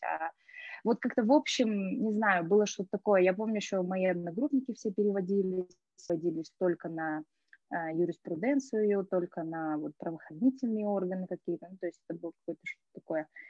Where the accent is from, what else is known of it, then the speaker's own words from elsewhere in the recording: Astana, Kazakhstan; moved away as an adult; also born or lived in Tanay (unclear ASR) / Spain; я из Таная, но жизнь прожила в Астане, жила стандартная, ну, как бы школа, университет